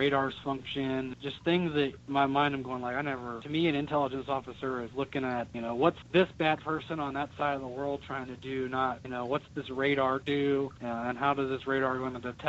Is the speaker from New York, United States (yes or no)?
no; Cincinnati, Ohio, United States; I grew up in Cincinnati